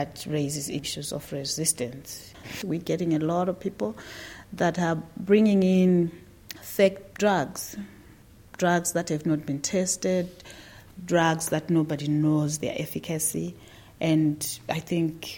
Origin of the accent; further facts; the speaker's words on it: Zimbabwe; I'm from Zimbabwe